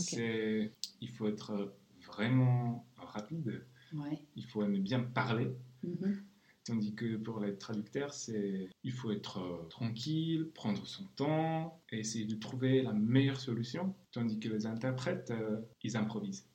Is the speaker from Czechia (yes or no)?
yes; Czechia; first language Czech; French is a second language; je suis d'origine tchèque, alors je traduis vers le tchèque